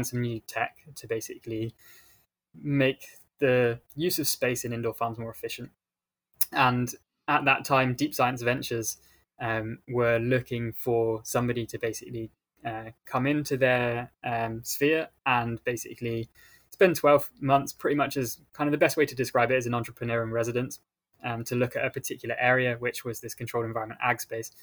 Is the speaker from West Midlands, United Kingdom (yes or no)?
yes; Shropshire, West Midlands, United Kingdom; I grew up in rural England on the west coast, not the west coast, the west side of England, pretty much on the border between England and Wales in a small county called Shropshire.